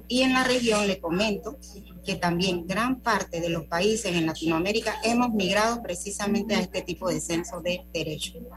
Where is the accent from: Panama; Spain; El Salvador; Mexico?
Panama; nosotros los panameños